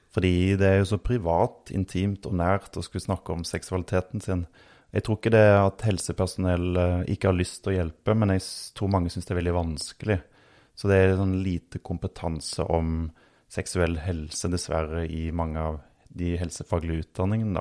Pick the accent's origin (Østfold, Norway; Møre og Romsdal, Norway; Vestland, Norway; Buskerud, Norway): Østfold, Norway; accent: Rogaland dialect; also born or lived in Oslo / Rogaland; now in Hadeland, Norway; Jeg eh, vokste opp eh, veldig grønne omgivelser på bondelandet i Østfold. Selv om jeg har litt rogalandsdialekt, så, så er det jo der min familie kommer fra